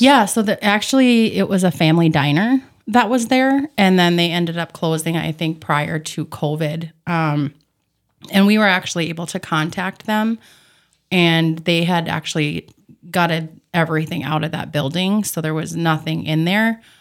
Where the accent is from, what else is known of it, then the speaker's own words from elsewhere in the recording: Bemidji, Minnesota, United States; moved away as an adult; also born or lived in Saranac Lake, New York; now in Fergus Falls, United States; I grew up in Bemidji, Minnesota.